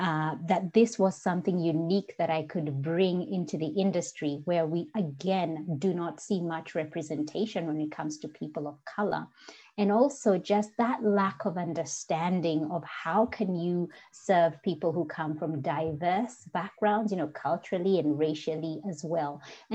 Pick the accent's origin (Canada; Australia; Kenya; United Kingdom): Kenya; accent: Kenyan; English is a second language; And also back then, my Kenyan accent was a lot stronger than it is today.